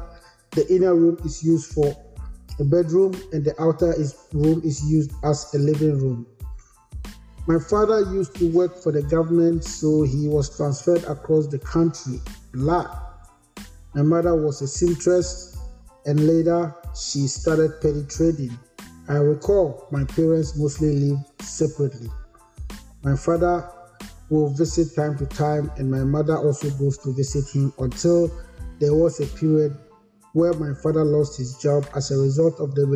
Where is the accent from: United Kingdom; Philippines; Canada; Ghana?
Ghana; Koforidua, Eastern Region; moved away as an adult; now in United States; My maternal family settled at Kofodia in the Eastern region, and that is where I was born and lived.